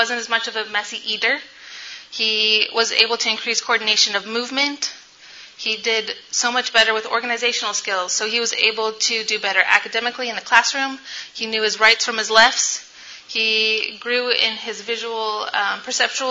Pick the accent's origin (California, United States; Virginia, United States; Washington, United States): California, United States; Sacramento; I am from Sacramento, California